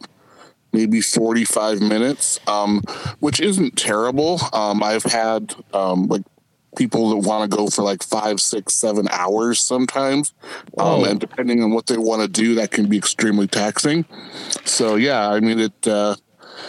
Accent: Midwest, United States; moved away as an adult; I was out from the Midwest. You know, my town was 2,000 people

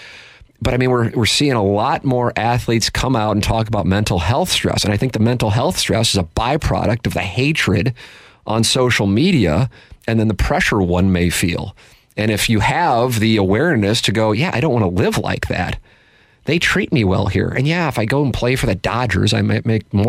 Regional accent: St. Louis, Missouri, United States; this fine city of mine, my hometown that I am proud

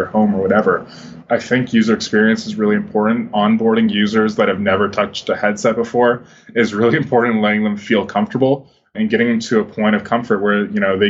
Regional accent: Toronto, Ontario, Canada; I grew up in Toronto

